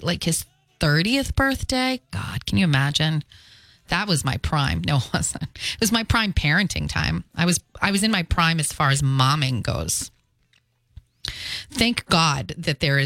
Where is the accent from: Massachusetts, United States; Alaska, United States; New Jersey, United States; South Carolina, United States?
Massachusetts, United States; Fall River; also born or lived in Philadelphia; the Highlands, part of Fall River, where I grew up